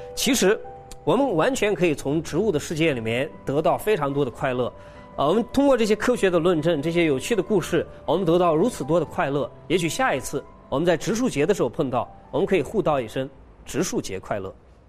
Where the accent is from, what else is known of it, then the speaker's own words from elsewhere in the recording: China; 我们中国人的哲学